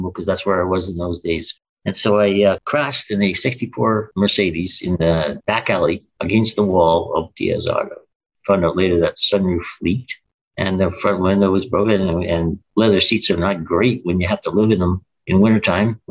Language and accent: English; Winnipeg, Manitoba, Canada; also born or lived in Vancouver; I was born in Winnipeg, and I only spent 4 years outside of Winnipeg when I moved to Vancouver in the late 80s, early 90s